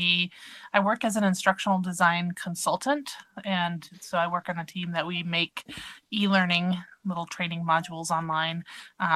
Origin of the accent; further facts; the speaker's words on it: Colorado and Montana, Western United States, United States; now in Salt Lake City, United States; I grew up in Colorado and Montana, so I'm kind of a Western States person